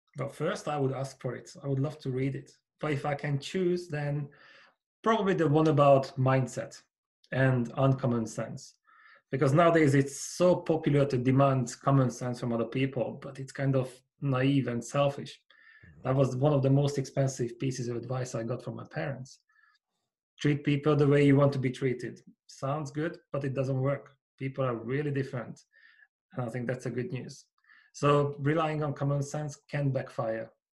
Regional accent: Hungary; moved away as an adult; now in United Kingdom; I grew up in Hungary in a small village, and I came to the UK 16 years ago. I'm still here

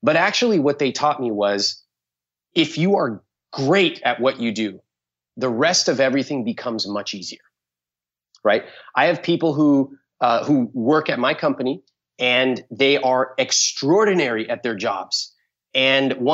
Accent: California, United States; I was born in California

